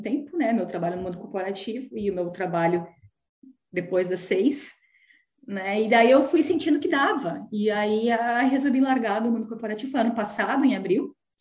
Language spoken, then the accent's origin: Portuguese; Tenente Portela, Rio Grande do Sul, Brazil; moved away as an adult; also born or lived in Balneário Camboriú, Santa Catarina / Joinville, Santa Catarina; now in New Zealand; Eu sou natural do interior do Rio Grande do Sul, uma cidade chamada Tenente Portela e com 22 anos eu mudei para Santa Catarina